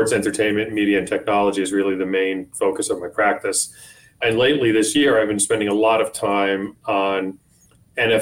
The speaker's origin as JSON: {"language": "English", "town": "Eastchester", "region": "New York", "country": "United States", "tie": "born or raised there", "said": "I really grew up in Eastchester, New York, which is part of Westchester County"}